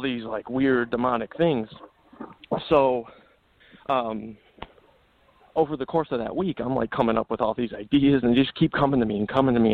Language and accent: English; Illinois, United States; also born or lived in California; now in Las Vegas, United States; I was born and raised in Illinois